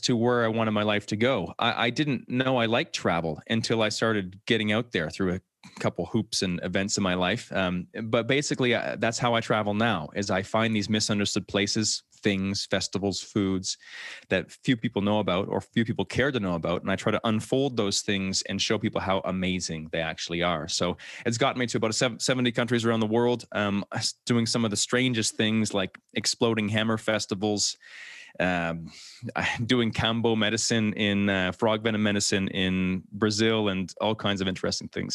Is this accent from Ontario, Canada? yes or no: no; New Brunswick, Canada; moved away as an adult; I grew up in New Brunswick, Canada, so right above Maine, actually, in the States